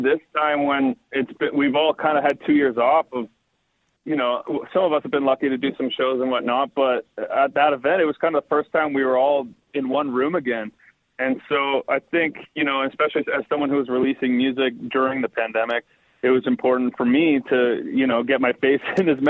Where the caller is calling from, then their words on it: Barrie, Ontario, Canada; I'm just north of Barrie.